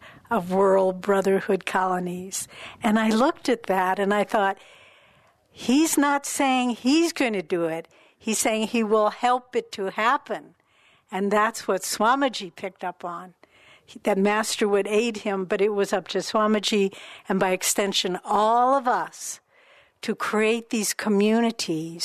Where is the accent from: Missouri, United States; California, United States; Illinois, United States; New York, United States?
Missouri, United States; St. Louis; I was born in St. Louis, Missouri